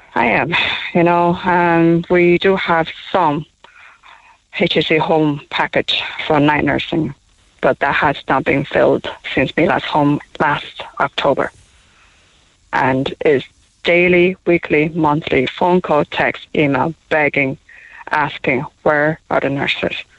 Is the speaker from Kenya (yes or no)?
no; Taiwan; now in Cork, Ireland; we're from Taiwan. Oh, I'm from Taiwan